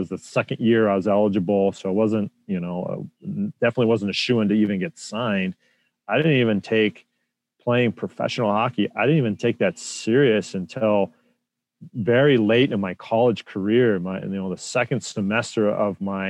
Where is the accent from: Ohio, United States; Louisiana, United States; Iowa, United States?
Iowa, United States; Des Moines; growing up in Iowa, it wasn't a hockey hotbed, right? And so, hockey was very popular amongst a real small following in Des Moines, particularly where I grew up.